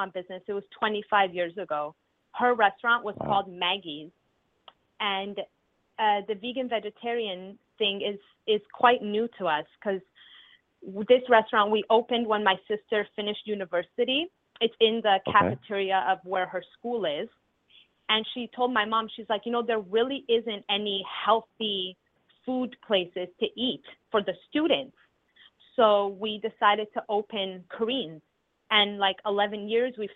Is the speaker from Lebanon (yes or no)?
yes; Lebanon; now in Toronto, Canada; I'm originally from Lebanon. And when I was born, it was during the war